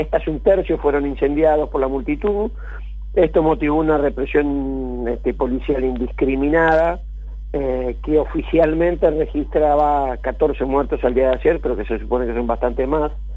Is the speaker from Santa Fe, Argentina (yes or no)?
yes; Rosario, Santa Fe, Argentina; Yo de barrio Las Delicias, extremo sur de Rosario, barrio obrero metalúrgico